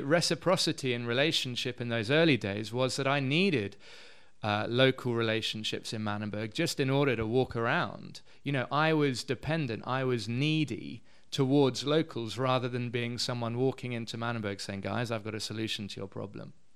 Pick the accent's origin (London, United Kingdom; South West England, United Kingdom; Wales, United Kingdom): London, United Kingdom; moved away as an adult; also born or lived in Edinburgh; now in Cape Town, South Africa; I'm from London originally